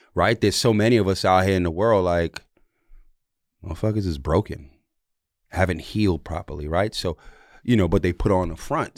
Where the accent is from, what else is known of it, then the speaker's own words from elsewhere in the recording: New York City, New York, United States; also born or lived in Jamaica; I'm Jamaican. I'm from New York.